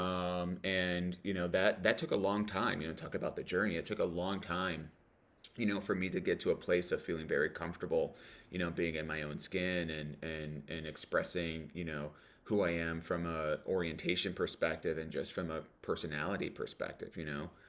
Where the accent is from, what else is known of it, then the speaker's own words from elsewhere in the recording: Cleveland, Ohio, United States; I grew up in the suburbs of Cleveland